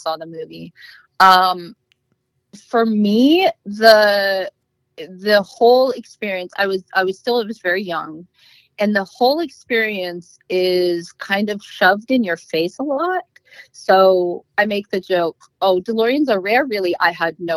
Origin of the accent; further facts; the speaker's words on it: Los Angeles, California, United States; I grew up in Hollywood